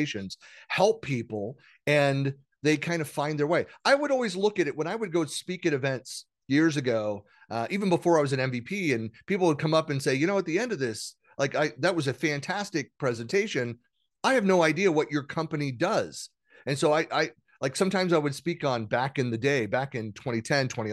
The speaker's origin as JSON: {"language": "English", "area": "Bay Area", "region": "California", "country": "United States", "tie": "born or raised there", "said": "Born and raised in the Bay Area"}